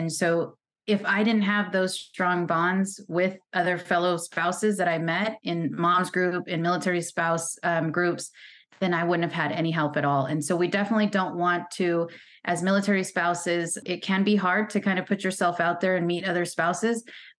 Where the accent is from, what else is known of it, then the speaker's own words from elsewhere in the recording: California, United States; moved away as an adult; And I never thought I would leave my home state of California, my family, none of that.